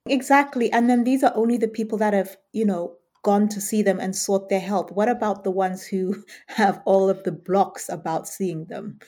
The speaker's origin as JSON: {"language": "English", "country": "United Kingdom", "also_born_or_lived": "Southern Africa", "said": "as a Brit"}